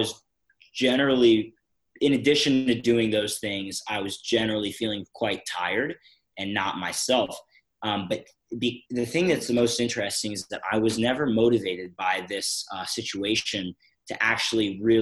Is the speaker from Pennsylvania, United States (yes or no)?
yes; Philadelphia, Pennsylvania, United States; I'm from Philadelphia, Pennsylvania in the US